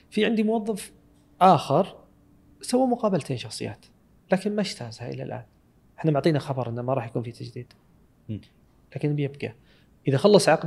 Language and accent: Arabic; Saudi Arabia